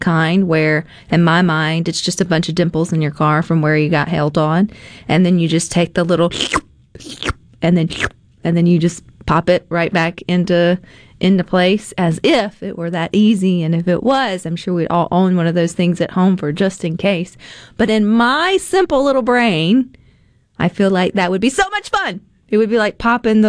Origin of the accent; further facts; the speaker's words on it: Mississippi, United States; I'm from Mississippi